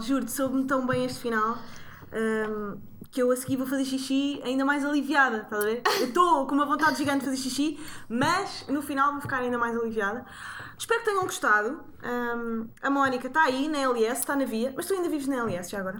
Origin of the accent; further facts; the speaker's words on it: Sintra, Lisbon, Portugal; eu cresci em Sintra